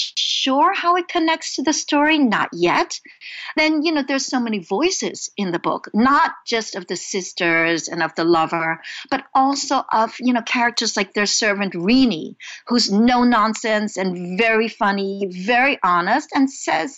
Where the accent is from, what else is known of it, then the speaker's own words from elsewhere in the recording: New York City, New York, United States; also born or lived in Hong Kong; I immigrated from Hong Kong to Brooklyn, New York, when I was 5, and we were very poor.